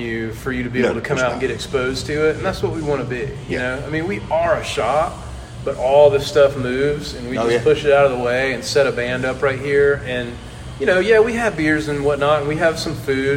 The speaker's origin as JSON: {"language": "English", "town": "Tupelo", "region": "Mississippi", "country": "United States", "tie": "born or raised there", "said": "I'm from Tupelo. I grew up here, graduated high school in 94"}